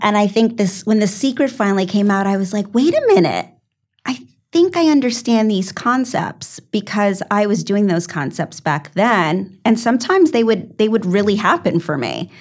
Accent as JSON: {"language": "English", "region": "New York", "country": "United States", "said": "I'm a New Yorker"}